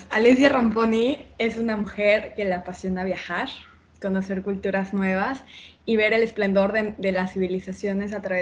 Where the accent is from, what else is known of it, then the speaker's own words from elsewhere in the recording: Mexico; Claro, yo soy mexicana. mi papá es italiano, mi mamá es mexicana